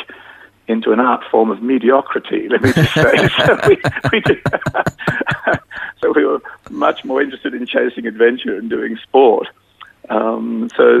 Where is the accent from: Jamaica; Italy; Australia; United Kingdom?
Australia; Adelaide, South Australia; I was born in Adelaide.